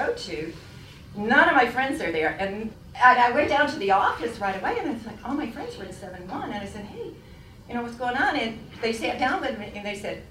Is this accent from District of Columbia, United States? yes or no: no; Lansing, New York, United States; I grew up in Lansing, and ever since I was a little girl